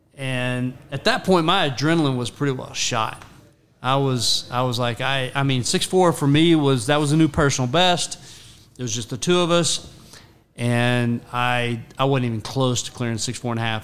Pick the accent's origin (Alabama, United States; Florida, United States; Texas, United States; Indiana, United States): Texas, United States; Rockwall; also born or lived in Ohio / McKinney, Texas / Frisco, Texas; I grew up in Rockwall back when Rockwall was 4A and one school, one high school